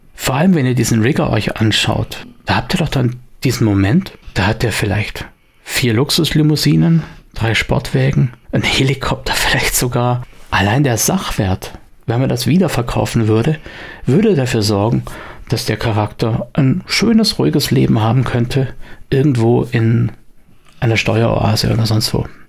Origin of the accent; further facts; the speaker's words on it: Swabia, Germany; bei uns im Schwabenland